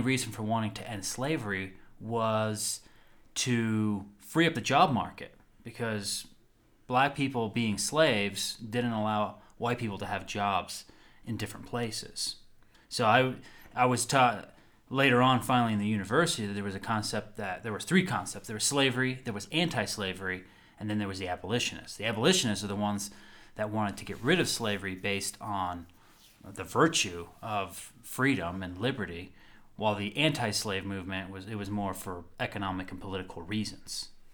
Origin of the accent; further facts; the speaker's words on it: United States; growing up in the American educational school system